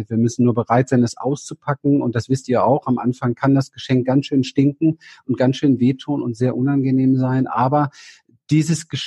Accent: Berlin, Germany; Ich bin in Berlin aufgewachsen, habe eine sehr, sehr traumatische Kindheit gehabt.

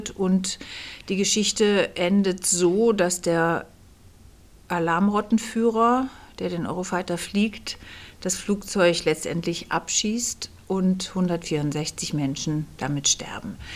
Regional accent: Kassel, Hesse, Germany; born there; now in Berlin, Germany; Ähm, ich bin geboren in Kassel und lebe seit 20 Jahren in Berlin

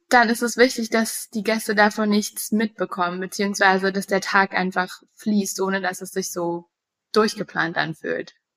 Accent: Berlin, Germany; moved away as an adult; also born or lived in United States; ich bin gebürtige Berlinerin und habe viele Jahre im Ausland gelebt.

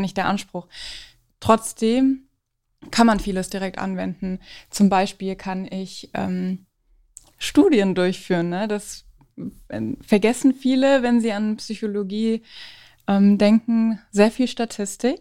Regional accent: Frankfurt, Hesse, Germany; Ich komme aus Frankfurt

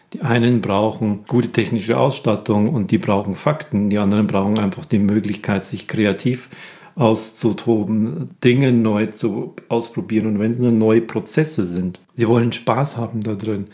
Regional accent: Germany; bei uns in Deutschland

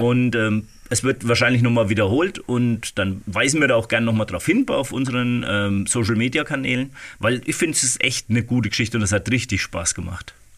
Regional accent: Waldfenster, Bavaria, Germany; in äh, Waldfenster, in meinem Heimatort

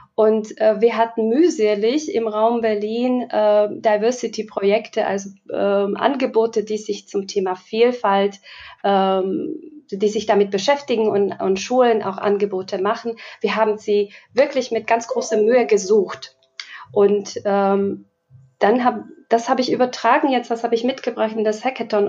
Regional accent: Slovakia; now in Germany; Ich komme ursprünglich aus der Slowakei, lebe schon ähm, etliche Jahre in Deutschland

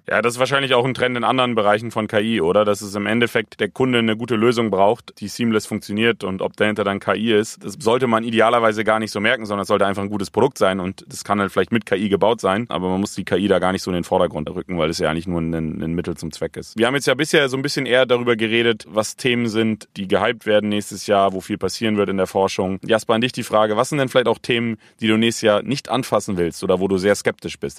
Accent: Bremen, Germany; Wir kommen beide aus Bremen

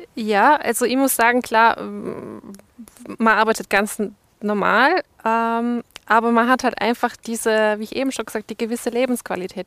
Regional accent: Saarland, Germany; now in Montafon, Austria; Ich komme ursprünglich aus dem Saarland, also Südwesten Deutschlands

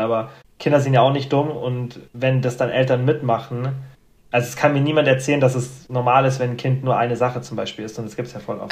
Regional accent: Germany; bei uns in Deutschland

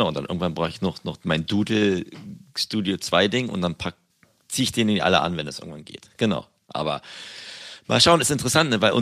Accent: Berlin, Germany; als Berliner

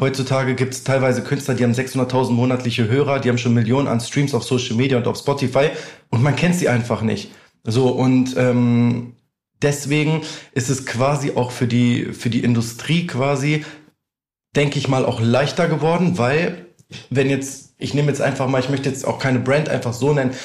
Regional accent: near Hanover, Lower Saxony, Germany; moved away as an adult; also born or lived in Albania; now in Düsseldorf, Germany; ich bin ja aufgewachsen in der Nähe von Hannover

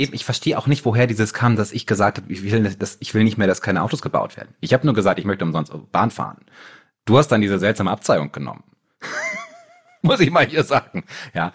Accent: Germany; wir so als Deutsche

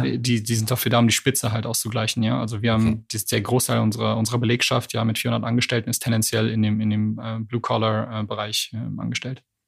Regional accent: Canada; now in Berlin, Germany; ich bin ja gebürtiger Kanadier.

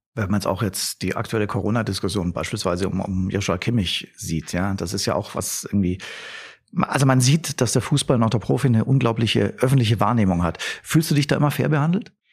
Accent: Germany; für uns Deutsche

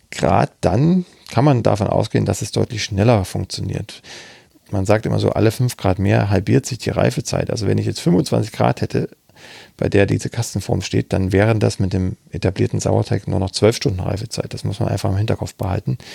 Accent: Saxony, Germany; Ich bin jetzt aus Sachsen, ob, ob man da noch Klitsch sagt

